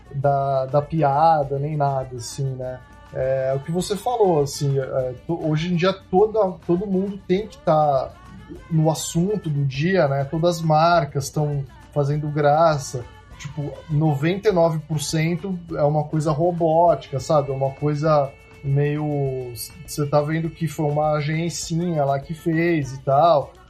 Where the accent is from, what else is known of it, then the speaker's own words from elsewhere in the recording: Brazil; also born or lived in United States; a gente diz isso como brasileiro